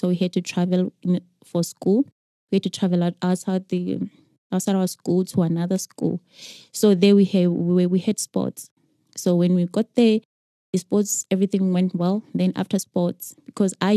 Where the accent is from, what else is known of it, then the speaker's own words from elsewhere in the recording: Zimbabwe; I grew up in Zim